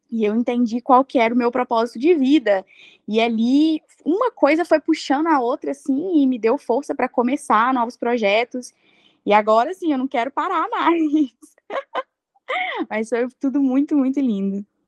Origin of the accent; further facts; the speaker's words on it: Brazil; moved away as an adult; a gente veio do Brasil